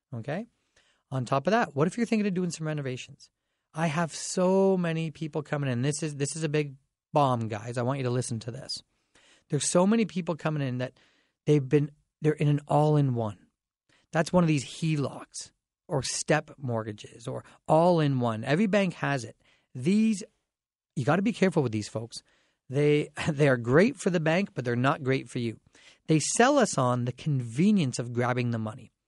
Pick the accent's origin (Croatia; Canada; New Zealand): Canada; Dorchester, Ontario; now in London, Canada; I grew up in Dorchester.